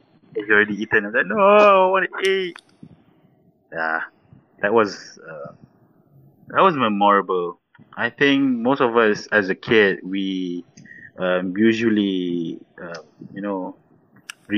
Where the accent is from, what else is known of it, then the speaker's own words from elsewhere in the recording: Malaysia; as a Malaysian, maybe I have a different childhood